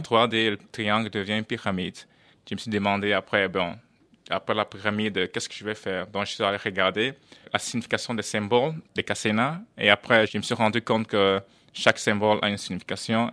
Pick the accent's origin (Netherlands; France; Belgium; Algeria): Netherlands; also born or lived in Cameroon; je suis néerlandais